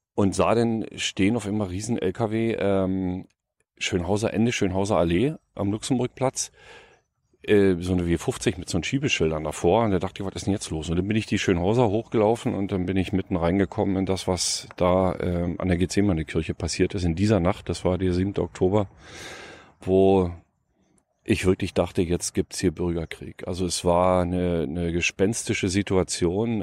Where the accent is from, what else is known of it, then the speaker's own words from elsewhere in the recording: next to the Jänschwalde open-cast mine, Brandenburg, Germany; Ich bin Ossi, ich bin äh, in einer kleinen Stadt groß geworden, äh, direkt an der Neiße, in einem kleinen Dorf direkt an der Neiße, einen Kilometer neben der Neiße an der polnischen Grenze geboren